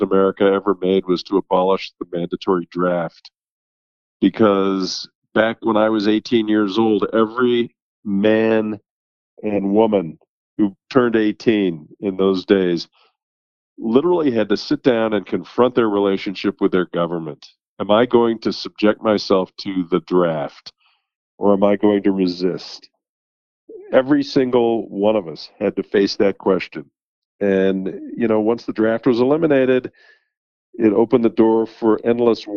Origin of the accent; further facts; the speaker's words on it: Denver, Colorado, United States; I grew up in Denver. I'm a George Washington High School graduate